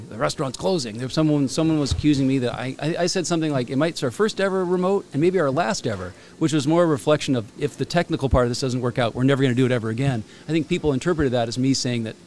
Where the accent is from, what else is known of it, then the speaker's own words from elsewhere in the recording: Kirkland, Washington, United States; I grew up in Rose Hill and used to go to the one down there at Northup all the time